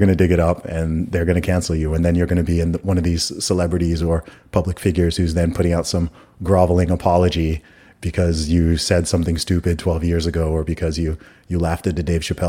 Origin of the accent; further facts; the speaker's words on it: Saudi Arabia; accent: American; I grew up in Saudi Arabia. I went to an American school. Like, this is just how I talk. I'm not going to sound like … or …. Like, I didn't grow up in London.